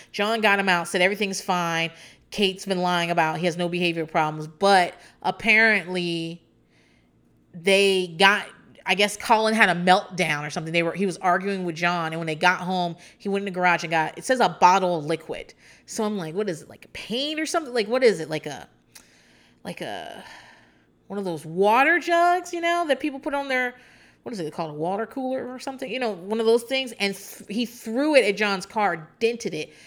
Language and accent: English; Hampton Roads, Virginia, United States; I'm not from a small town, but I'm from Hampton Roads, Norfolk, Virginia Beach, that area, Chesapeake.